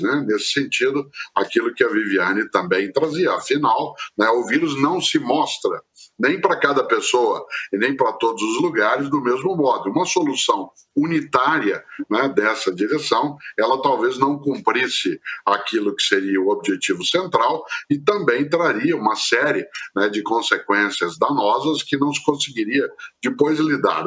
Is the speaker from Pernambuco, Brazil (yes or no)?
no; Londrina, Paraná, Brazil; eu sou caipira de Londrina, no norte do Paraná